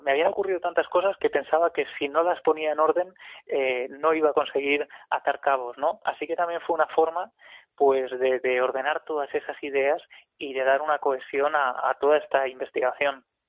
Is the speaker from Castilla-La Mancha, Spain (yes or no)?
yes; Ciudad Real, Castilla-La Mancha, Spain; Ciudad Real, de donde yo soy